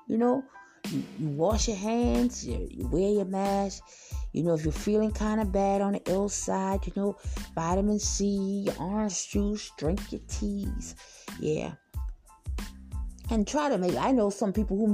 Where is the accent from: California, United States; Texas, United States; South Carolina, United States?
South Carolina, United States; Charleston County; I'm from South Carolina, Charleston County, to be exact